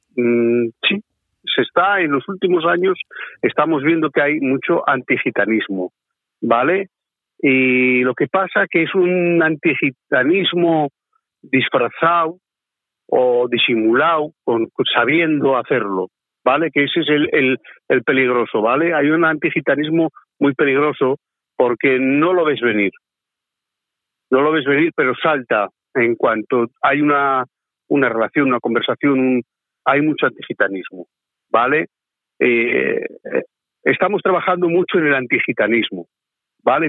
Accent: Basque Country, Spain; que también somos gitanos y somos vascos

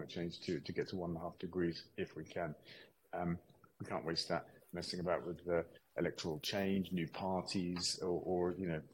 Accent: Stroud, South West England, United Kingdom; my hometown here in Stroud

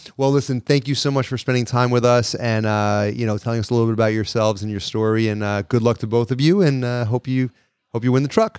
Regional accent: New York, United States; we're from New York

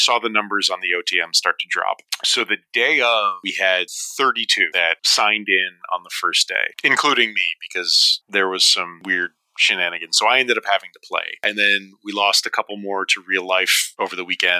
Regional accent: New Hampshire, United States; I'm from New Hampshire.

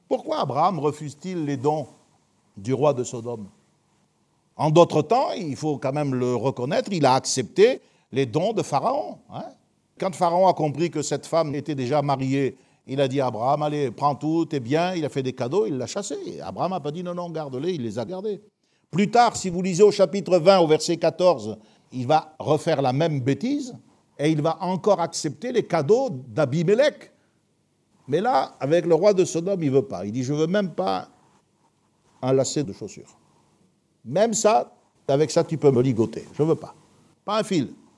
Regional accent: France; nous sommes européens et nous sommes français

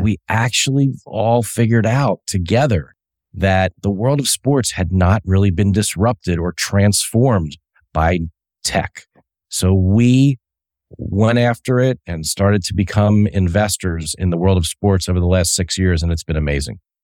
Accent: Delaware, United States; also born or lived in Chadds Ford, Pennsylvania; I grew up in Delaware and that was my hometown

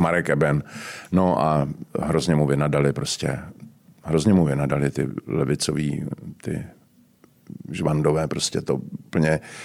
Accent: Prague, Czechia; já jsem totiž z Horního Žižkova

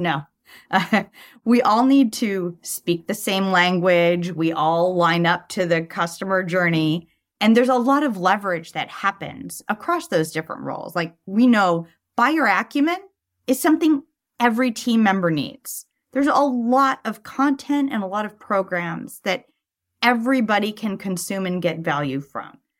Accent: Los Angeles, California, United States; accent: Valley Girl; I grew up in Sherman Oaks

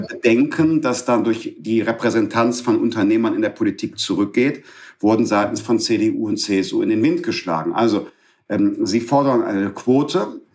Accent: Bergisches Land, North Rhine-Westphalia, Germany; moved away as an adult; also born or lived in Düsseldorf; Ich bin aus dem Bergischen Land

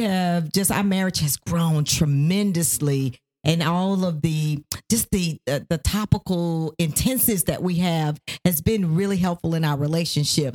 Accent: Nashville, Tennessee, United States; moved away as an adult; also born or lived in Ohio; now in Georgia, United States; we are originally from Nashville, Tennessee, but we lived in Ohio and now live in Georgia.

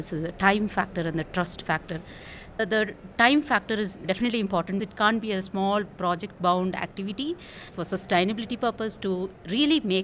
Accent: India; from India.

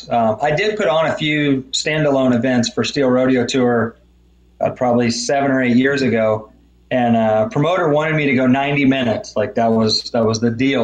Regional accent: Stillwater, Oklahoma, United States; Stillwater, Oklahoma, which is my hometown

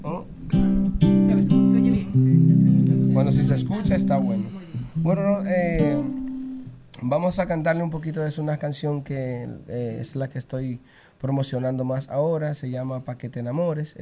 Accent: San Cristóbal, Dominican Republic; mi pueblo San Cristóbal

